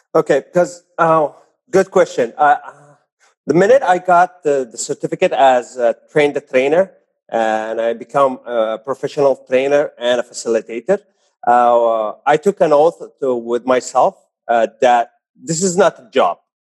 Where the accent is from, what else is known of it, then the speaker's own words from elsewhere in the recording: Saudi Arabia; also born or lived in Jeddah; I'm born and raised in Saudi Arabia